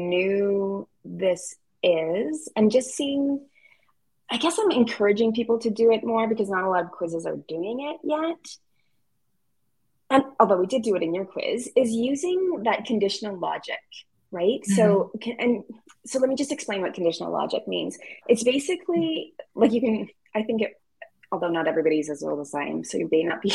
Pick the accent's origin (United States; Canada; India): Canada; As a Canadian